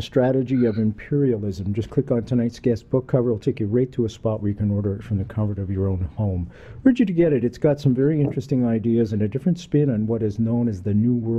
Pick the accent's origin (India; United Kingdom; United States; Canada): Canada; In Canada, we're a British colonial country.